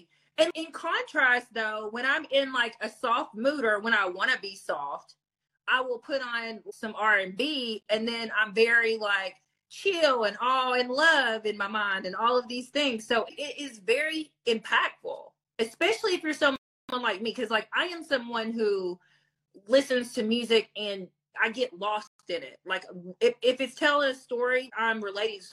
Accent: Hazard, Kentucky, United States; I grew up in Hazard, Kentucky, like Lily White majority

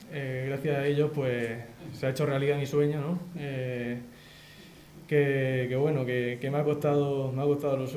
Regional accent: Roldán, Region of Murcia, Spain; es mi tierra, aquí en mi pueblo.

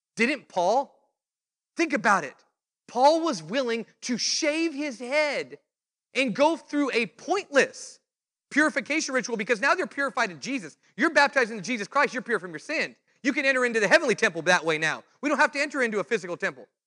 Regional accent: California, United States; I was the preacher from California

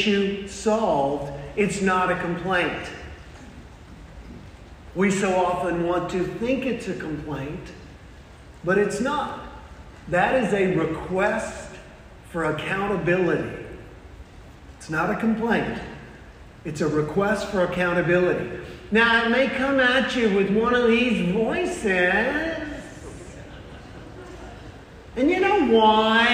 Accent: South Carolina, United States; I am from the South. I'm originally from South Carolina

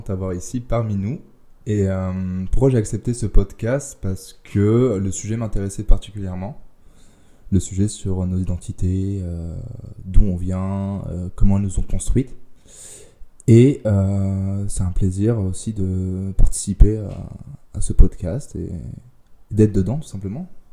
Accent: France; je suis français

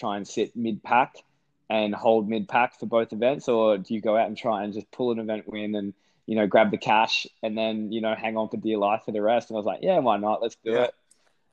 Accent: Australia; the Aussie

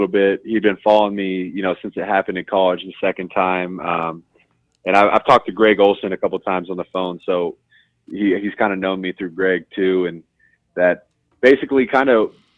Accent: Columbus, Ohio, United States; I'm a kid from Columbus, Ohio

